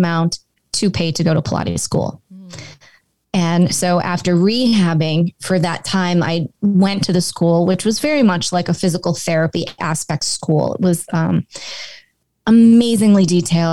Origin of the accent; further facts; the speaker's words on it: Cape Cod, Massachusetts, United States; moved away as an adult; also born or lived in Boulder, Colorado; I grew up on Cape Cod